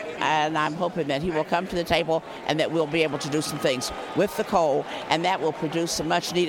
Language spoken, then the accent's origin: English; Morgantown, West Virginia, United States; I'm from Morgantown, West Virginia.